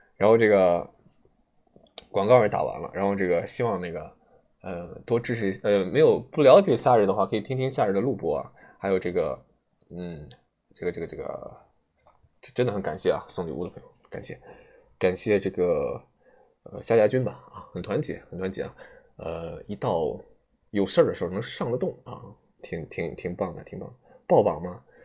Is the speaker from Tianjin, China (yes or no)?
no; Shandong, China; 我是山东人啊